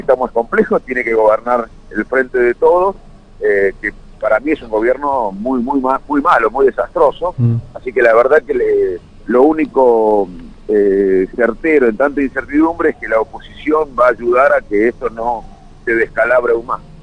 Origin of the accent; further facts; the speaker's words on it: Argentina; le deseo suerte como argentino